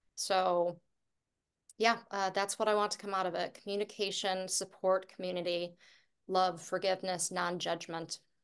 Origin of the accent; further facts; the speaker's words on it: Buffalo, New York, United States; moved away as an adult; my hometown